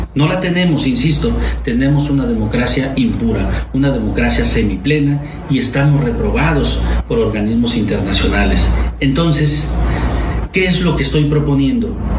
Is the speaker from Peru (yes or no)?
no; Mexico